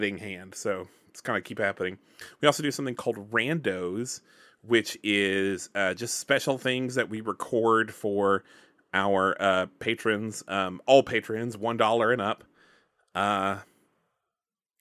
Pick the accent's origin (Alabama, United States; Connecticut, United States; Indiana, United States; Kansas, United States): Alabama, United States; I'm from Alabama